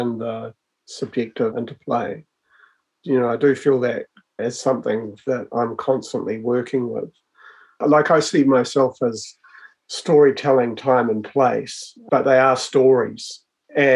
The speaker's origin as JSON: {"language": "English", "area": "Hutt Valley", "region": "Wellington", "country": "New Zealand", "tie": "born or raised there", "said": "I was born and raised in the Hutt Valley"}